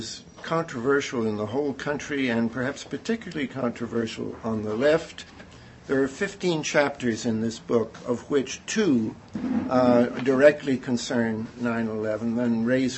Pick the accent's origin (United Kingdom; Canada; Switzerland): Canada; moved away as an adult; now in United States; I'm a Canadian